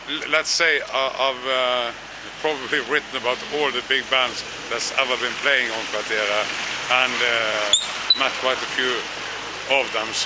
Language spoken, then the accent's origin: English; Bergen, Vestland, Norway; I'm from Bergen.